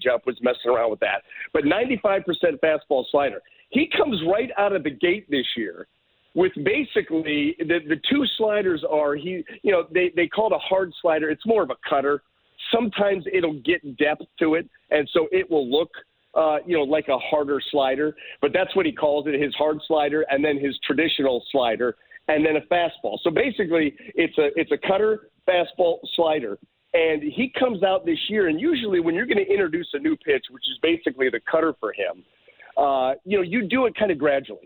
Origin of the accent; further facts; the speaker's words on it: Northeast Ohio, United States; I'm growing up in Northeast Ohio.